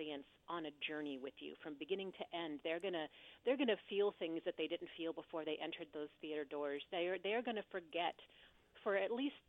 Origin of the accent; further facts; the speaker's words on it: Pacific Northwest, United States; moved away as an adult; now in Los Angeles, United States; I grew up in the Pacific Northwest